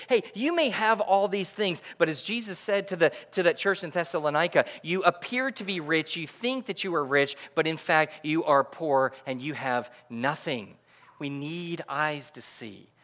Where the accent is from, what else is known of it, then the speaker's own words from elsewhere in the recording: Connecticut, United States; moved away; also born or lived in New York; I am from Connecticut